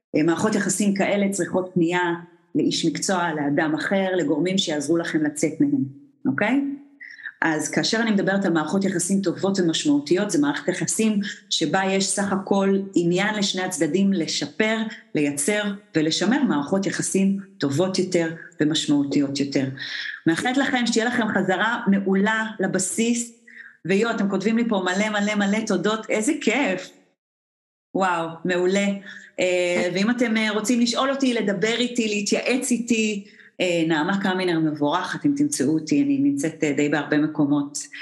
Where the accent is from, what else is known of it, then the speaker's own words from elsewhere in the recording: Israel; אנחנו ישראלים